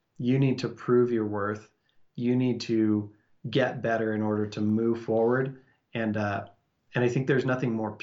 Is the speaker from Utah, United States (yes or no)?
yes; Salt Lake City, Utah, United States; I grew up and live in Salt Lake City, and we live right next to big, beautiful mountains